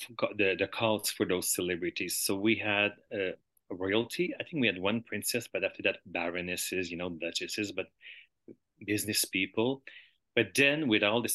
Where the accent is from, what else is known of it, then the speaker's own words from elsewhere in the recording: Montreal, Quebec, Canada; I was born in Montreal